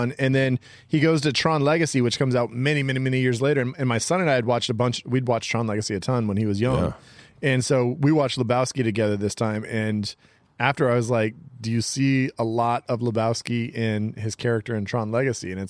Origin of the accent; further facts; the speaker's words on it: Central Valley, California, United States; I'm like the Central Valley